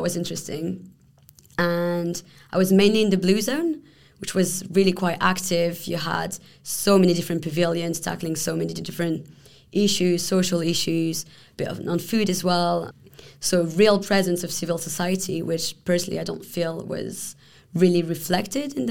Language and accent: English; Paris, Île-de-France, France; moved away as an adult; also born or lived in Palestine / Jordan; now in Brussels, Belgium; I'm originally from Paris.